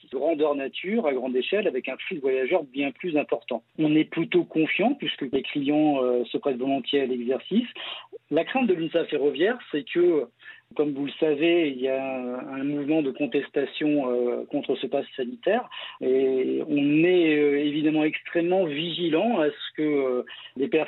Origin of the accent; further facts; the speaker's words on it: Centre-Val de Loire, France; que nous, on vient de, la région de la Touraine, donc euh, ces derniers mois, c'était pas